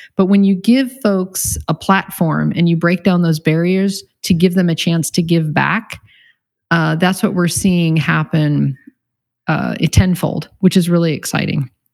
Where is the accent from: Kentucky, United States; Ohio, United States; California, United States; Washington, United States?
California, United States; Encinitas; I grew up here in Encinitas, so kind of a hometown girl.